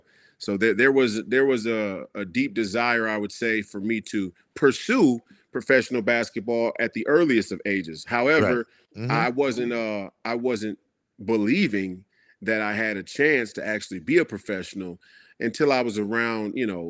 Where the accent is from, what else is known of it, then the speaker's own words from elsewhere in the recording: Minnesota, United States; So us here in Minnesota, we got to see Chicago Bulls games